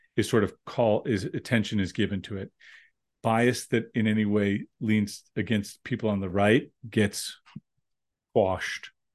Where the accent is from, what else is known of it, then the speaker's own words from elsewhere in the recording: United States; as an American